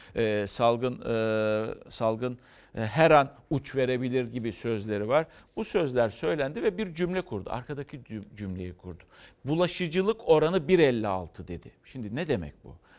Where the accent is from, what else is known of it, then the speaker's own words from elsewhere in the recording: Karacasu, Aydın, Turkey; memleketim Aydın Karaca Su'dan